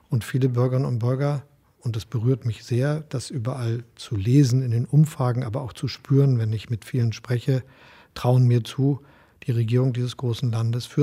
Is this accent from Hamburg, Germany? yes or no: yes; Hamburg, Germany; Ich bin knapp, nachdem Helmut Schmidt Kanzler wurde, als Hamburger in die SPD eingetreten.